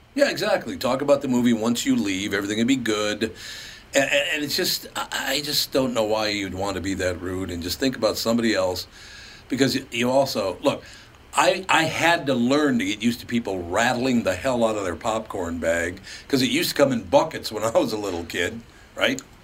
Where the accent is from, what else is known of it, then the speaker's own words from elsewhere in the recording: Minneapolis, Minnesota, United States; Growing up on West Broadway in North Minneapolis